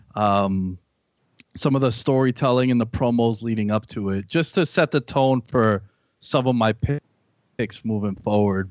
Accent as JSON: {"language": "English", "town": "New York City", "region": "New York", "country": "United States", "tie": "born or raised there", "lives_now": "Long Island, United States", "said": "I'm from New York, born and raised in Queens. I live in Long Island now."}